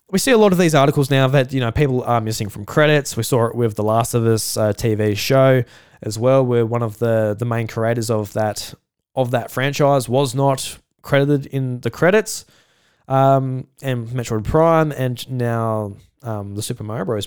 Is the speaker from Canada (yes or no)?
no; South Australia, Australia; I'm Australian